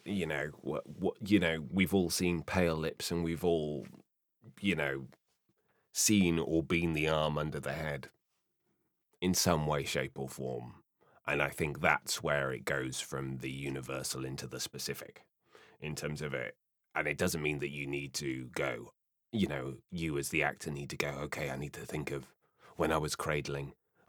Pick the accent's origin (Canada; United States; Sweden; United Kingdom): United Kingdom; South West England; born there; My dad was from Bognor Regis. My mum was from Belfast. Apparently that seemed to accent what I was born in Somerset in the southwest of England, where they all speak like that. And therefore, for some reason, I've just come out relatively neutral.